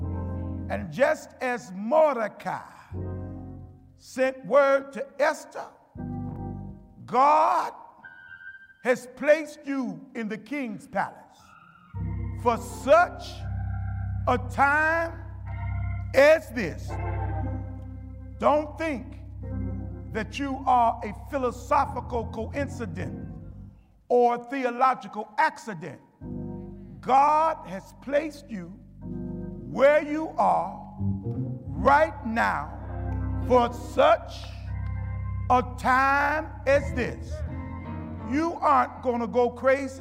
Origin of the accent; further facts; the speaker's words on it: United States; We as black folks, we as African American people